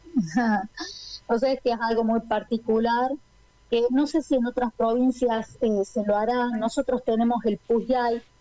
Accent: La Rioja, Argentina; yo también como riojana

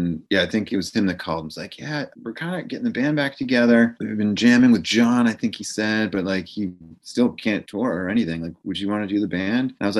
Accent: Holliston, Massachusetts, United States; also born or lived in Allston, Massachusetts / Framingham, Massachusetts; I grew up in Holliston, Massachusetts

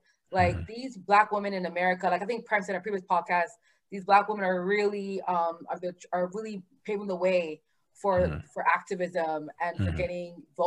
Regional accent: Canada; we're in Canada. I get it, guys. We're Canadian.

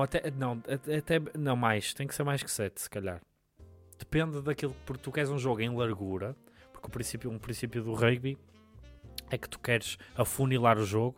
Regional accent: Portugal; Eu sou de Sedufeita

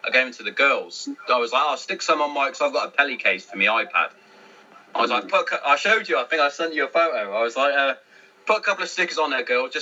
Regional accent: Hereford, West Midlands, United Kingdom; my mum's Welsh, and I'm from Hereford

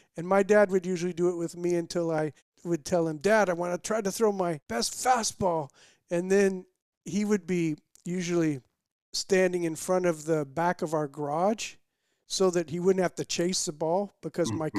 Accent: Bloomington, Indiana, United States; I grew up in Bloomington, Indiana, started going to games with my dad

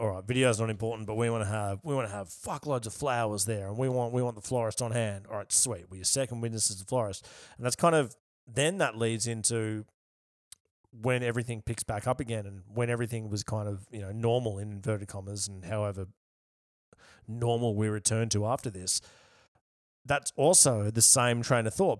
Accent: Yarra Valley, Victoria, Australia; also born or lived in Melbourne; I'm from the Yarra Valley

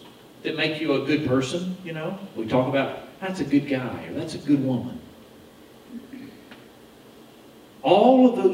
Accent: United States

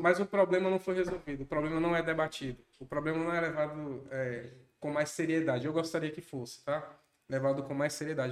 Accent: Conceição do Coité, Bahia, Brazil; now in Barreiras, Brazil; Eu sou natural de Conceição do Coité, né? Fica próximo de Feira de Santana, de Serrinha

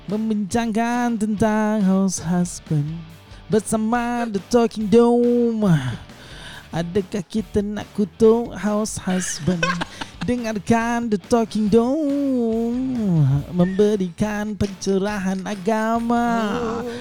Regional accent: Singapore; saya daripada Singapura

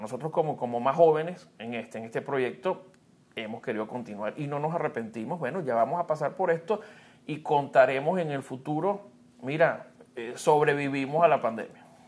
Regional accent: Venezuela; moved away; mi país

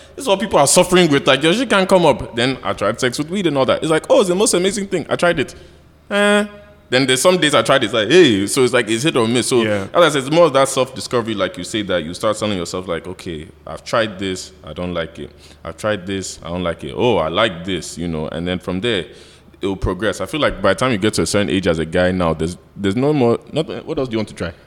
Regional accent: United States; now in Nigeria; growing up in America

